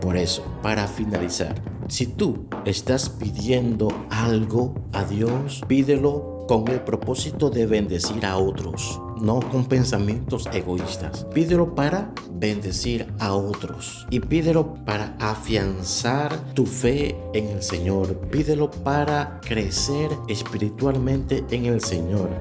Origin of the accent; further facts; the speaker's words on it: Dominican Republic; desde aquí, desde la República Dominicana